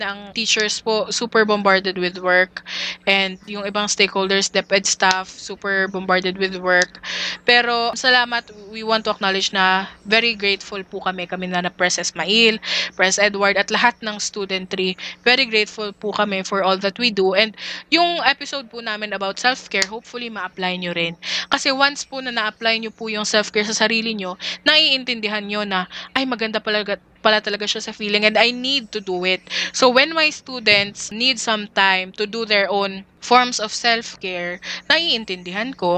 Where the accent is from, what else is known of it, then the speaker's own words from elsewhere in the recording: Dumaguete, Central Visayas, Philippines; I'm from Dumaguete City